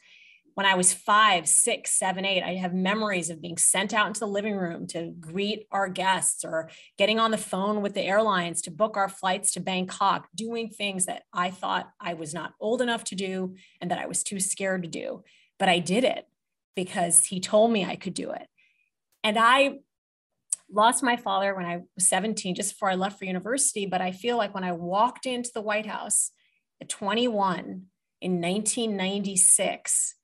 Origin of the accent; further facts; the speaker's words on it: Jeddah, Makkah Province, Saudi Arabia; And that is how I spent my childhood, growing up in Jeddah, living a very international life in the midst of an international community.